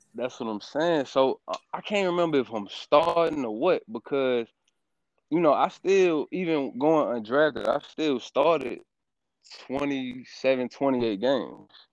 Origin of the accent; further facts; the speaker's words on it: Stone Mountain, Georgia, United States; I'm from Stone Mountain, Georgia, man. Born, Mar- well, not born, but raised